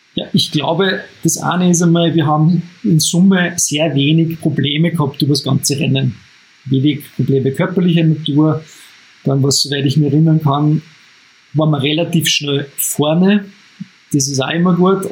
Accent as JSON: {"language": "German", "region": "Upper Austria", "country": "Austria", "said": "als Oberösterreicher"}